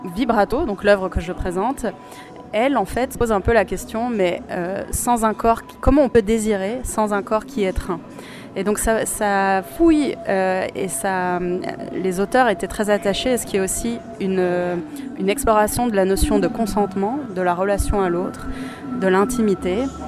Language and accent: French; Luxembourg; je suis luxembourgeoise.